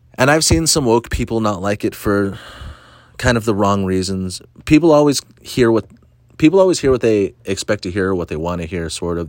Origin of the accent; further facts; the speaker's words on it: Orange County, California, United States; I'm from Orange County, and I, I mostly hang out and do comedy in LA.